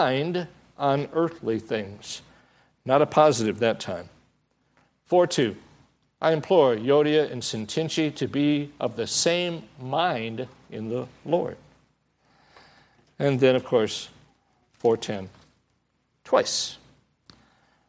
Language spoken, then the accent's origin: English; Michigan, United States; now in Southern California, United States; I come from Michigan